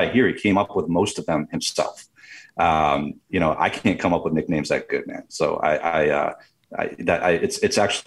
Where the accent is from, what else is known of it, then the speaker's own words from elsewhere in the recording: Michigan, United States; I'm from Michigan too.